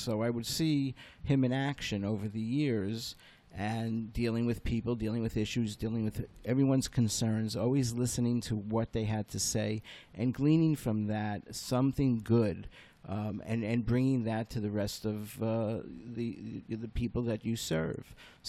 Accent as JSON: {"language": "English", "town": "Lake Success", "region": "New York", "country": "United States", "tie": "born or raised there", "also_born_or_lived": "Brooklyn, New York / Bayside Hills, Queens", "lives_now": "Sea Cliff, United States", "said": "I was born in Brooklyn. 2 months later, I'm brought out to Bayside Hills in Queens. Spent the first 7 years of my life there. And then my father took the family, my mom and my two older brothers, and moved us into the suburbs, into Great Neck, Lake Success."}